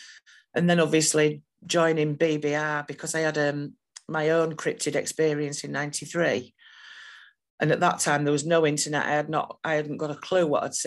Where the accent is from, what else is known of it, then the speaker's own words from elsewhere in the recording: Leeds, Yorkshire and the Humber, United Kingdom; I grew up near Cookeridge